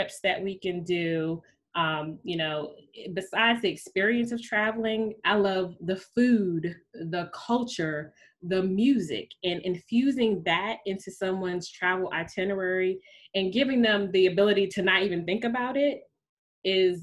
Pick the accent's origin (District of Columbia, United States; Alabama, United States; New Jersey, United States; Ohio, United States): District of Columbia, United States; Washington; also born or lived in New York City / Trinidad and Tobago; I was born and raised in the Washington, D.C. area. I have basically been here